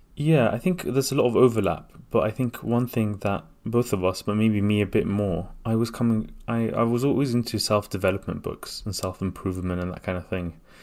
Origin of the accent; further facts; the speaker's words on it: London, United Kingdom; also born or lived in Baghdad, Iraq; I came to London when I was three years old